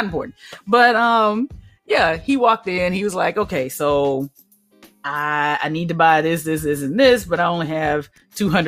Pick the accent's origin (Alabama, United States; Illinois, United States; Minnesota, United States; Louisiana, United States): Alabama, United States; I grew up in Alabama.